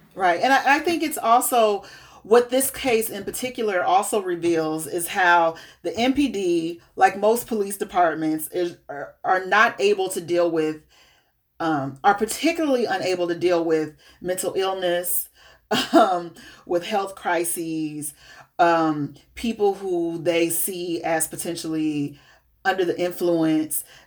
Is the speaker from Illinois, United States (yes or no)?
yes; Peoria, Illinois, United States; now in Minneapolis, United States; my hometown of Peoria, Illinois